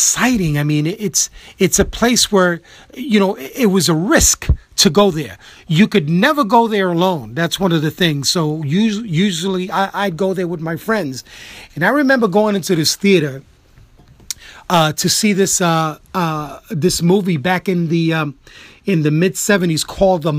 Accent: New York City, New York, United States; I am a New Yorker, you know, sevenfold

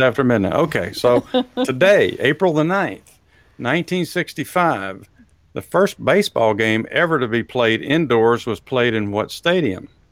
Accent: Texas, United States; I'm from Texas

